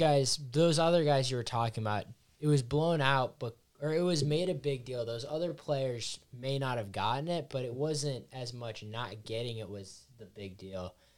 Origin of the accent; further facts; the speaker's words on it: Seattle, Washington, United States; I'm from Seattle